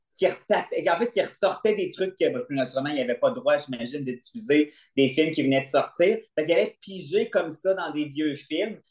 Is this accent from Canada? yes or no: yes; Quebec City, Quebec, Canada; je viens de Québec, puis j'habitais à Beauport, puis on avait un vieux cinéma de quartier